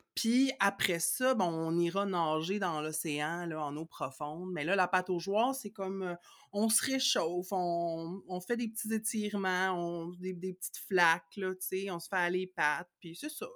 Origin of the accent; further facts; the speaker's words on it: Laval, Quebec, Canada; je suis née à Laval en 1983